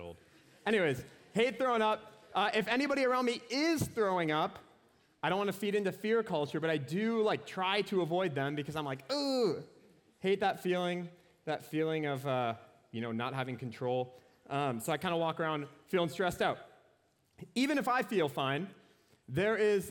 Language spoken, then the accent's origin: English; Anoka, Minnesota, United States; Anoka, Minnesota. It's my hometown.